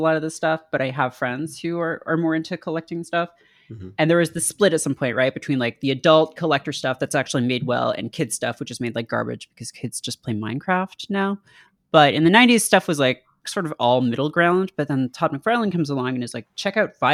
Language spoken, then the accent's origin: English; Canada; I'm Canadian